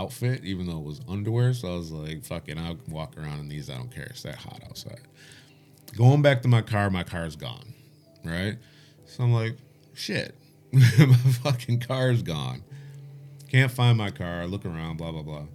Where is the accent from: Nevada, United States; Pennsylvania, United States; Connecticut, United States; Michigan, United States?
Michigan, United States; Detroit; now in England, United Kingdom; I'm from Detroit.